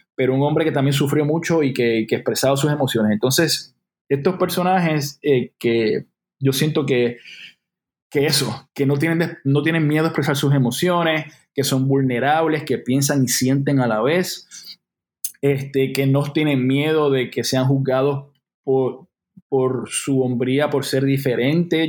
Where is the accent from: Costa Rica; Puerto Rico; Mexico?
Puerto Rico; Loíza; yo soy un chamaco de Loíza, Loíza, Puerto Rico